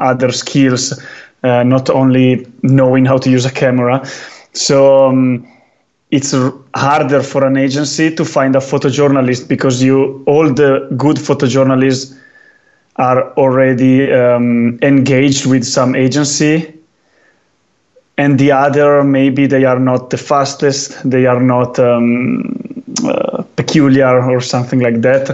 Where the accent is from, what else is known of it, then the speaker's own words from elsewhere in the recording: Val di Fiemme, Trentino-Alto Adige, Italy; English is a second language; I was born in Val di Fiemme, and Val di Fiemme is right now one of the few, capitals of skiing